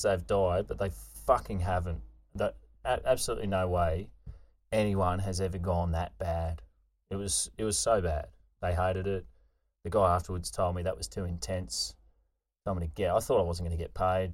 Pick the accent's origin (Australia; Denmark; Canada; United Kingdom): Australia; Queensland; moved away; grew up in Queensland